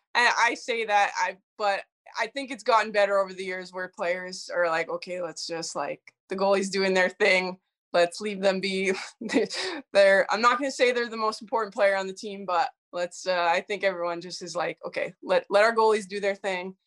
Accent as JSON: {"language": "English", "town": "Edmonton", "region": "Alberta", "country": "Canada", "tie": "born or raised there", "said": "my parents' house that I lived in, um, in Edmonton, Alberta"}